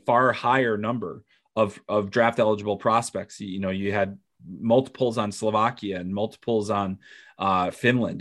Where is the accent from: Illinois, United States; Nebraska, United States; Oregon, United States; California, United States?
Illinois, United States; Chicago; growing up in Chicago